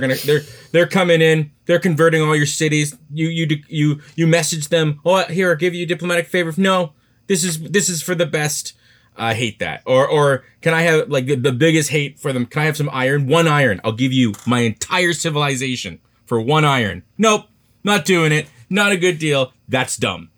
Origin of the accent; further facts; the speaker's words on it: Canada; I'm Canadian